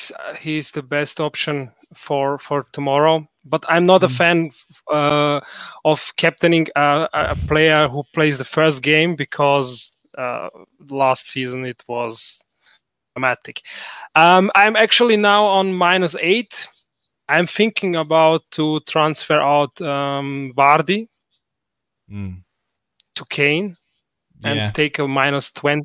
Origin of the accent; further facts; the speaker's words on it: Bosnia & Herzegovina; now in Austria; I'm now in Austria, but I'm origin from Bosnia